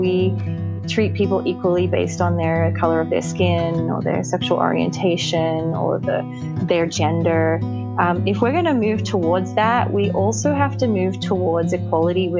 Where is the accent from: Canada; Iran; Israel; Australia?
Australia; now in Los Angeles, United States; I live in Los Angeles, but I am an Australian. I'm an American Australian or an Australian American